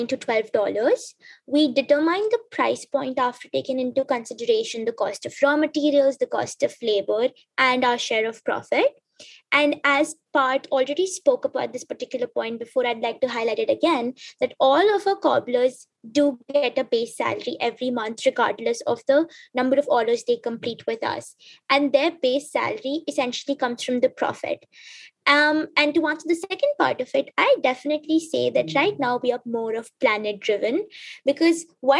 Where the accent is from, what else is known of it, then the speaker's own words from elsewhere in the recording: South Africa; also born or lived in Tanzania; So growing up in South Africa and Tanzania, I was constantly told one thing